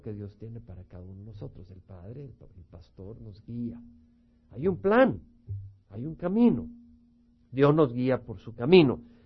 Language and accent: Spanish; El Salvador; moved away; Los que venimos del Salvador